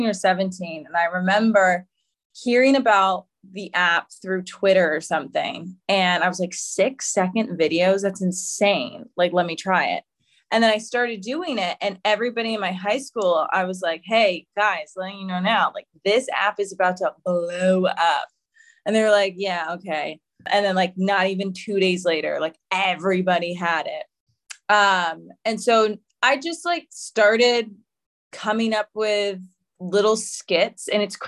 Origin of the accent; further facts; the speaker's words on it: Boston, Massachusetts, United States; also born or lived in Providence, Rhode Island; I'm from Boston, Massachusetts